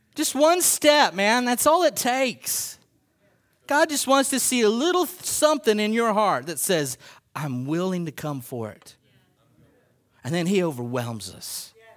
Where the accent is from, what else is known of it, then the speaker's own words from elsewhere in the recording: United States; as American Christians